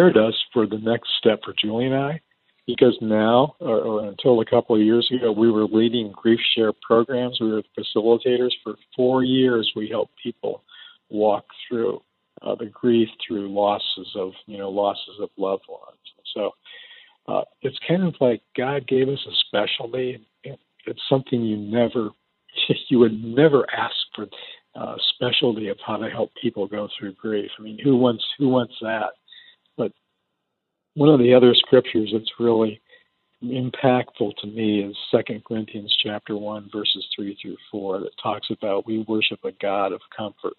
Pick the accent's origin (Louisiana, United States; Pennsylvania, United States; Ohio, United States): Ohio, United States; Defiance; also born or lived in Kentucky / India / Toledo, Ohio; I was born in a little town in Ohio called Defiance